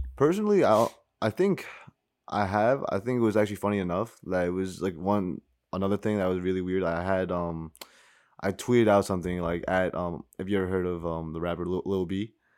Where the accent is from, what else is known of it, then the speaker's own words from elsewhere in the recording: White Plains, New York, United States; growing up, white planes, like, born and raised